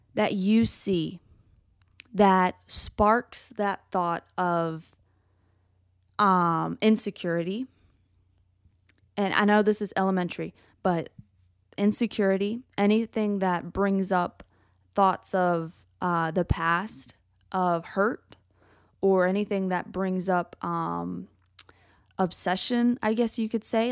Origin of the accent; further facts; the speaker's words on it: United States; I love being American